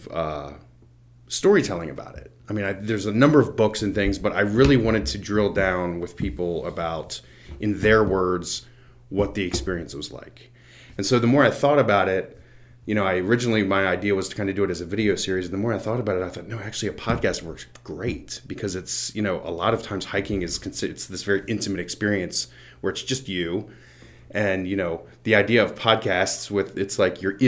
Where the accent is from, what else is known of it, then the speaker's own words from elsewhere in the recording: Front Royal, Virginia, United States; I'm originally from Front Royal, Virginia